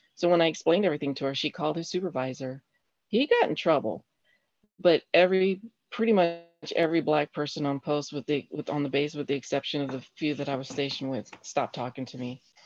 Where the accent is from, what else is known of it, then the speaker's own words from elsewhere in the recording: Colorado Springs, Colorado, United States; now in Huntsville, United States; I grew up in Colorado Springs, uh, Colorado